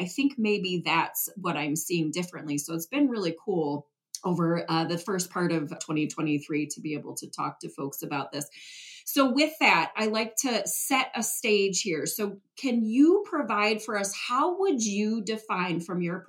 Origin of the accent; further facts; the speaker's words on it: Detroit, Michigan, United States; moved away; I'm originally from Detroit, so I started at hockey early on